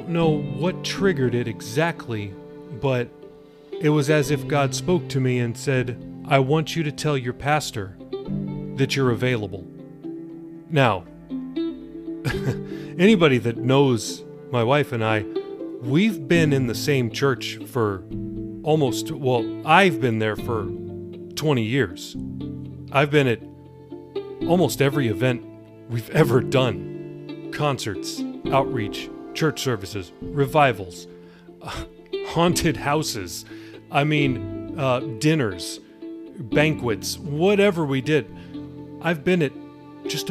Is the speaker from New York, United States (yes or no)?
no; Los Angeles, California, United States; I grew up in Los Angeles around the Hollywood scene